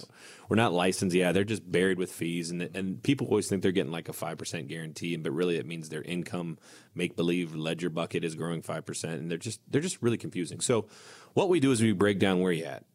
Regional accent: United States; growing up on Indian Lake

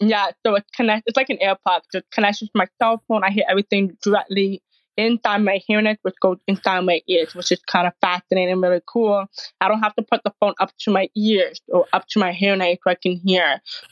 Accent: Toronto, Ontario, Canada; I started from Canada, Toronto.

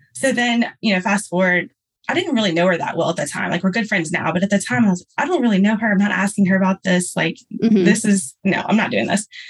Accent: Louisiana, United States; I'm from Louisiana

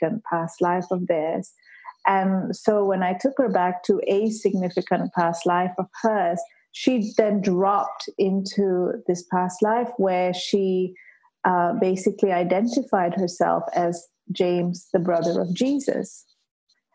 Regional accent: Malaysia; moved away as an adult; now in United Kingdom; I'm actually Malaysian and I grew up a Hindu. And Malaysia is predominantly a Muslim country.

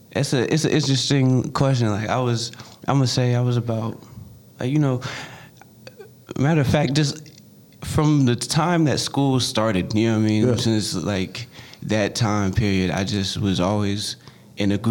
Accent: Maryland, United States; born or raised there; also born or lived in North Carolina

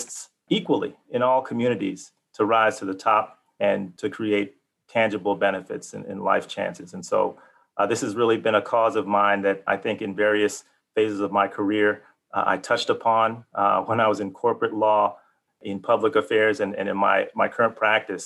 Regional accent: Chicago, Illinois, United States; I was born and raised in Chicago, Illinois

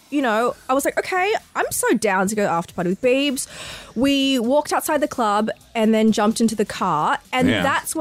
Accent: Hurstville, New South Wales, Australia; I'm from Hurstville

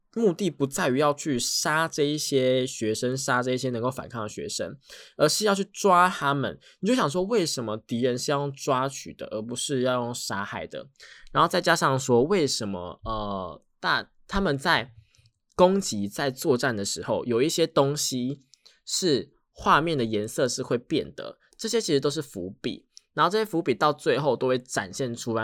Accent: Tainan, Taiwan; accent: Tainan; 我自己是台南人，我台南人会有一点点的口腔

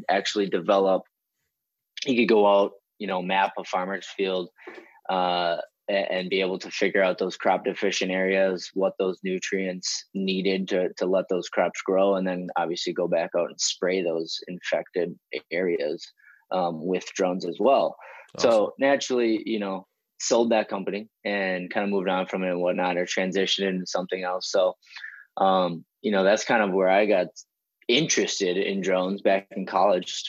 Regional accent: Wisconsin, United States; I'm originally born and raised in Wisconsin

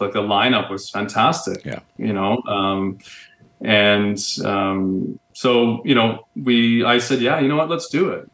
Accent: Barrie, Ontario, Canada; moved away as an adult; also born or lived in Whistler / Toronto; now in Calgary, Canada; I grew up in Ontario. Okay. Uh, grew up uh, an hour north of Toronto in um, beautiful Barrie, Ontario

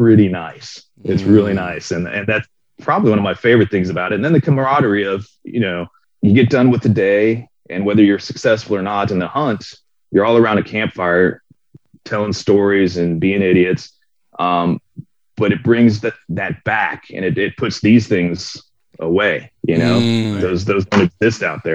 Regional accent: Florida, United States; I grew up in Florida

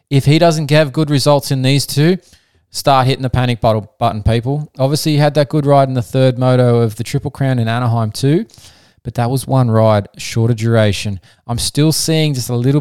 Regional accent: Australia; as an Aussie

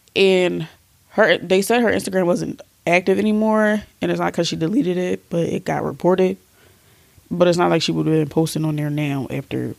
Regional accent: Philadelphia, Pennsylvania, United States; We're from Philly

